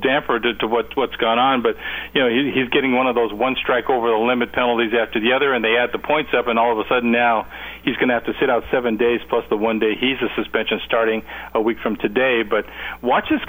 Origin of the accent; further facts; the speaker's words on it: Los Angeles, California, United States; also born or lived in Carlsbad, California; I grew up in the Los Angeles area